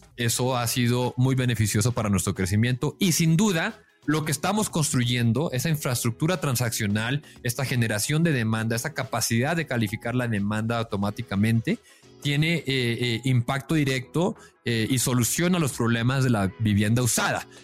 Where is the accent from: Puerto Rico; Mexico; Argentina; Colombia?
Mexico; yo pues yo soy mexicano